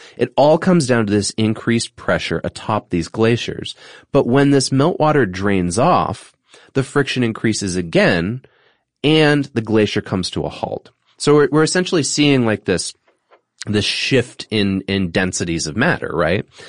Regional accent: New England, United States; my experience growing up in New England

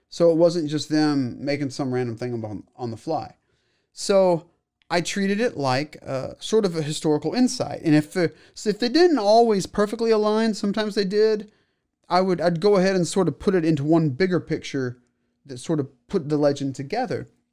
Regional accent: Waco, Texas, United States; I was born here in Waco.

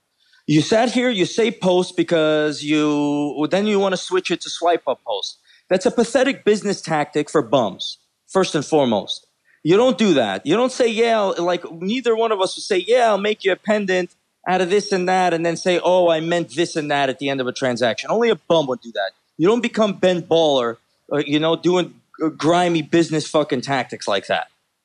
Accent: Baku, Azerbaijan; moved away; I am from Baku, Azerbaijan.

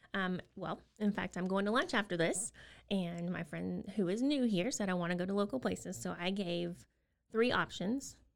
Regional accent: Austin, Texas, United States; moved away as an adult; also born or lived in South Korea; now in Waco, United States; we're originally from Austin

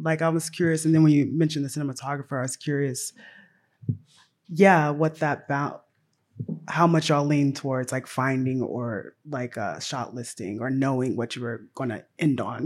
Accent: Tennessee, United States; I grew up in Tennessee.

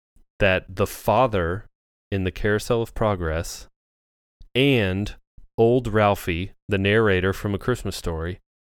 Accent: United States; as an American person.

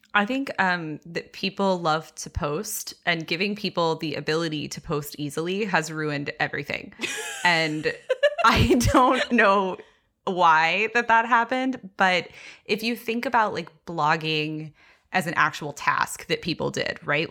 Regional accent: Texas, United States; I grew up very evangelical in Texas

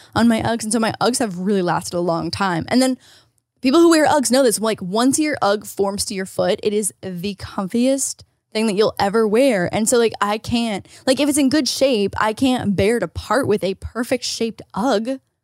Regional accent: Canada; moved away; As a Canadian

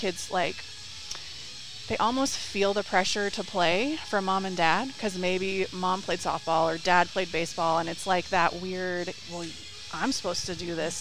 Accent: Dallas, Texas, United States; moved away; I'm from Dallas originally.

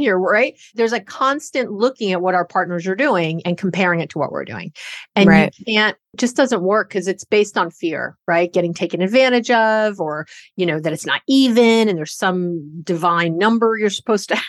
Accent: New York, United States; now in Bay Area, California, United States; I'm a Jew from New York

